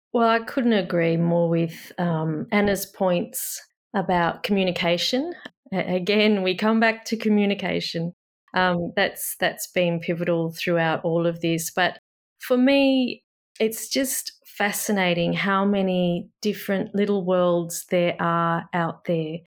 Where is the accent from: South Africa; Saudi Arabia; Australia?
Australia; I'm Australian